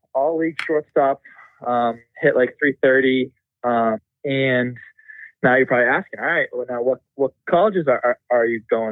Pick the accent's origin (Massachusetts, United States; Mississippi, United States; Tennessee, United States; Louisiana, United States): Massachusetts, United States; North Andover; North Andover, Massachusetts. Went to St. John's Prep, all boys school in Danvers.